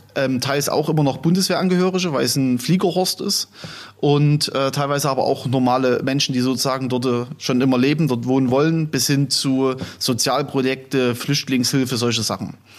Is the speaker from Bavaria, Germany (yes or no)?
no; Chemnitz, Saxony, Germany; moved away as an adult; now in Gera, Germany; Ich komme ursprünglich aus Chemnitz